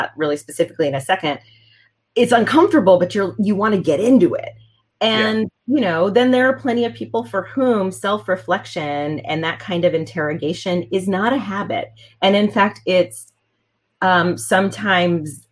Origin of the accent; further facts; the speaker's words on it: Texas, United States; I grew up in Texas